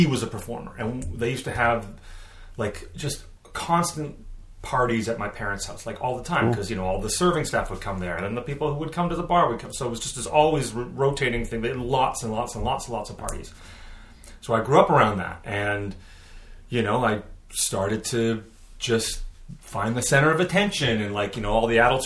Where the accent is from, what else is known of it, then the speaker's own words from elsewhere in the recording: Vancouver, British Columbia, Canada; I grew up here in the lovely Vancouver, Canada. Vancouver, BC, Canada.